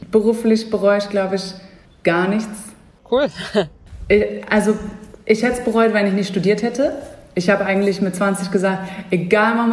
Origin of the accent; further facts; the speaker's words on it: Hamburg, Germany; In meiner Heimat Hamburg